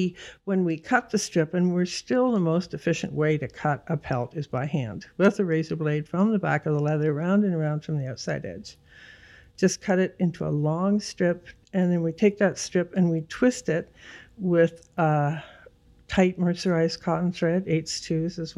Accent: Toronto, Ontario, Canada; also born or lived in Goose Bay, Labrador, Canada; when I was 9, we moved to Don Mills

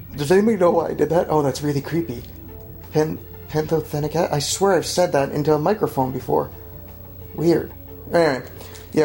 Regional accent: Oakland, New Jersey, United States; I grew up in Oakland, New Jersey

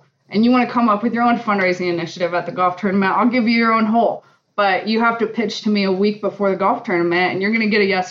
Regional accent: Alaska, United States; now in Colorado, United States; I'm from Alaska.

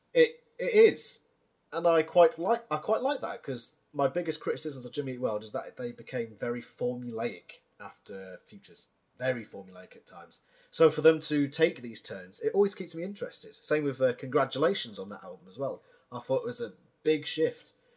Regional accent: United Kingdom; as a British man

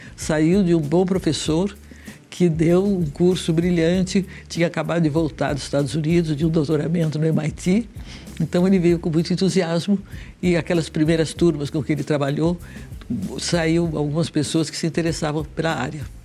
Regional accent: Rio de Janeiro, Brazil; moved away as an adult; also born or lived in São Paulo; now in São Carlos, Brazil; eu sou paulista, mas eu fui, passei a minha adolescência e juventude no Rio

